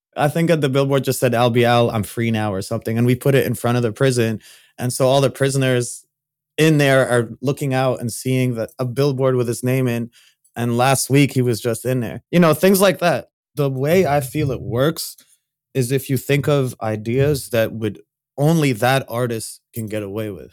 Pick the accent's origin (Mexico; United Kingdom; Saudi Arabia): Saudi Arabia; I grew up in Saudi Arabia